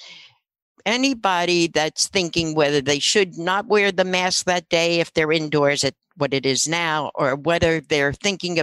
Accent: Philadelphia, Pennsylvania, United States; moved away as an adult; also born or lived in New York; now in Monmouth County, United States; in my day, I lived in Philadelphia, and I was from Philly

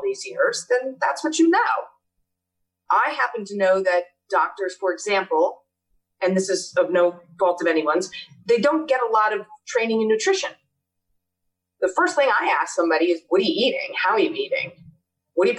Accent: Red Bank, New Jersey, United States; now in Asbury Park, United States; I grew up in Red Bank, so I transitioned back to that area

